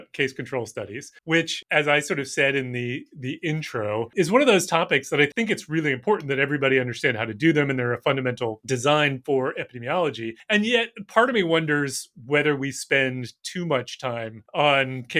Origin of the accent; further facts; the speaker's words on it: Boston, Massachusetts, United States; I'm from Boston.